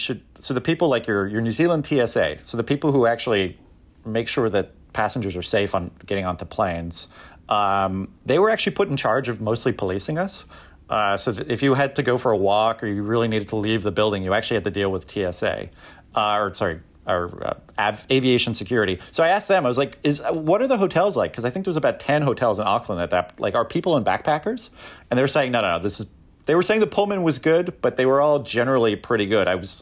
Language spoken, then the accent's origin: English; Canada; And being a Canadian, for like the first 6 batches of pancakes, they came with real maple syrup.